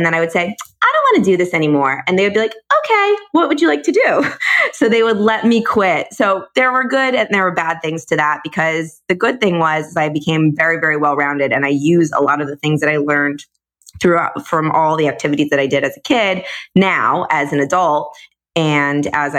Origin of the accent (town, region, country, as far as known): Coral Springs, Florida, United States; born or raised there; also born or lived in Chicago, Illinois